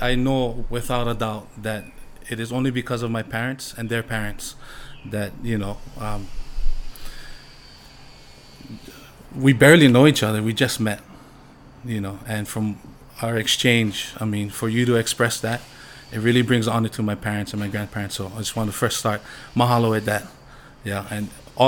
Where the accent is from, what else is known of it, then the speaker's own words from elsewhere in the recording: Waimanalo, Hawaii, United States; also born or lived in Maui; Growing up in Waimanalo, I was raised as a fisherman